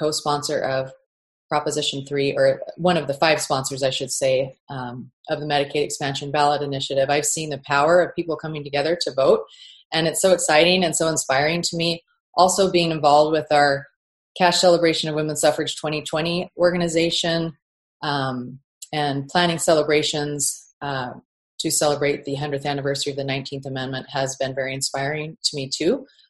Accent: Arizona, United States; also born or lived in California / Missouri / Oregon; now in Utah, United States; I was born in California, moved to Missouri with my family, and Arizona and Oregon, and graduated from high school in Arizona.

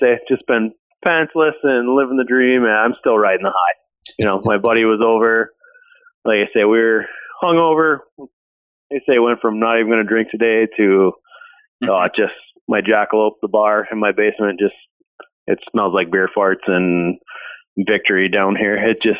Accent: Ishpeming, Michigan, United States; I'm from Ishpeming. It's Marquette's probably the biggest city.

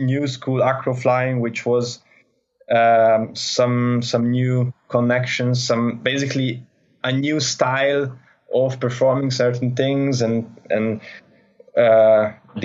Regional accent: Budapest, Hungary; I come from Hungary, Budapest, so quite flatland country

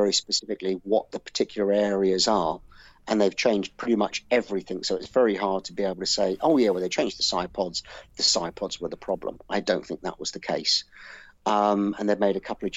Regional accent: United Kingdom; as a British person

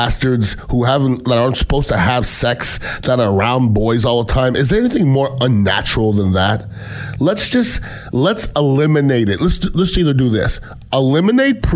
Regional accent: Canada; moved away; I'm Canadian born

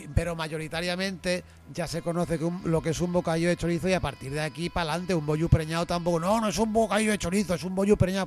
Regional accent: Valencian Community, Spain; valencianos como yo

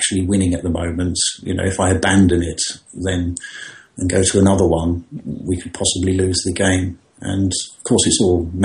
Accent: London, United Kingdom; I was born in … house in London, as it was at the time

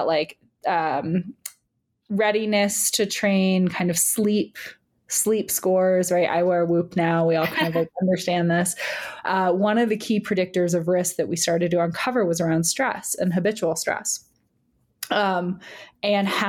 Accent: New York, United States; also born or lived in United Kingdom; I'm a New Yorker

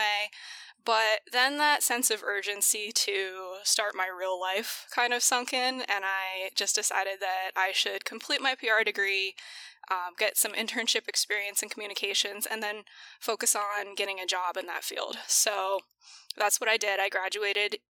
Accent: DuBois, Pennsylvania, United States; moved away; also born or lived in Newfoundland, Canada / South Carolina; was raised in Pennsylvania, really small town

